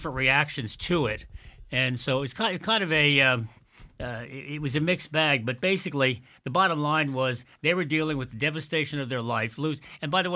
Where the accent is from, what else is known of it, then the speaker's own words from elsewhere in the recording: Quogue, New York, United States; somebody I grew up with in Quag many years ago